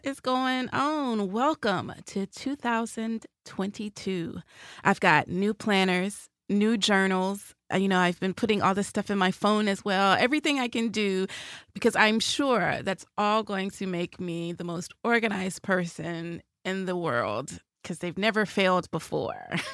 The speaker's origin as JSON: {"language": "English", "town": "Nashville", "region": "Tennessee", "country": "United States", "tie": "born or raised there", "moved": "as an adult", "said": "you grow up in Music City"}